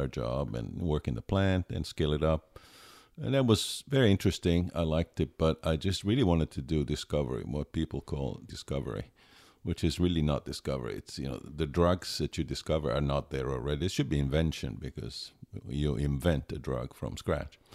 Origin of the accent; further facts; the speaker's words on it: Pisa, Tuscany, Italy; English is a second language; moved away as an adult; also born or lived in Alberta, Canada / Connecticut, United States; I grew up in Pisa, Italy